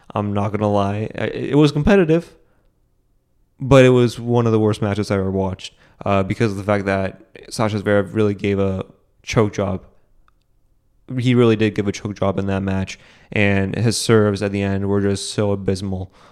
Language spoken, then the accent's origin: English; United States; as an American